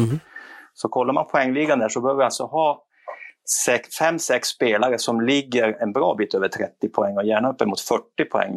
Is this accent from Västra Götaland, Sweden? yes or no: no; Kiruna, Norrbotten County, Sweden; Jag är ju gruvarbetarson från Kiruna.